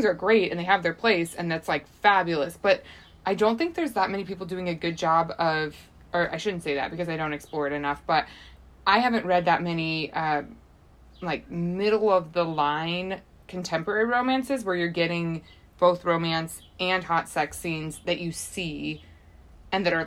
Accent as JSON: {"language": "English", "town": "St. Louis", "region": "Missouri", "country": "United States", "said": "I'm from St. Louis. Everyone's Catholic. My whole family's Catholic."}